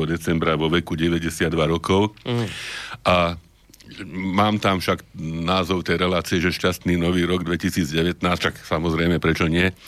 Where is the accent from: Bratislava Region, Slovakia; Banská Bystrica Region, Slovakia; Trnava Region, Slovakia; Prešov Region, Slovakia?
Trnava Region, Slovakia; Trnava; Ja som Trnavčan.